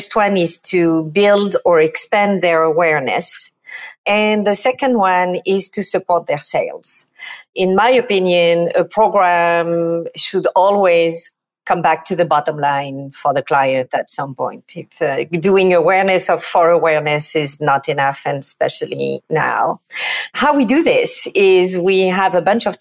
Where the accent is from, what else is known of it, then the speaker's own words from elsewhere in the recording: Provence-Alpes-Côte d'Azur, France; accent: French; English is a second language; moved away as an adult; now in New York City, United States; As you can tell from my accent, I am not exactly from New York City. I'm from France and from the south of France, from Provence.